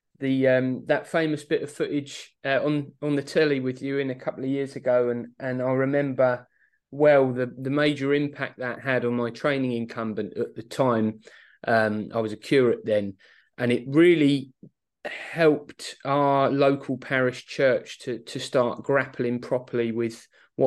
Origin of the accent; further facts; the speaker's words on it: Aylesbury, South East England, United Kingdom; now in Luton, United Kingdom; a school where I grew up in Aylesbury in Buckinghamshire